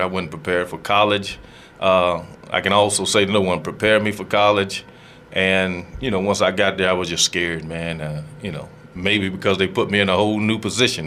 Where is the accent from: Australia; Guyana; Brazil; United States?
United States; Greenville, North Carolina; I am from Greenville, North Carolina I'm 50 years old now